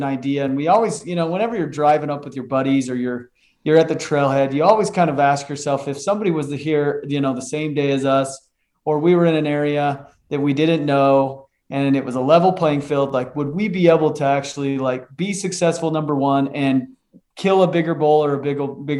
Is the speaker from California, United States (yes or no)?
no; Utah, United States; I'm a born and raised in Utah kid out west. Grew up just in a small town just south of Salt Lake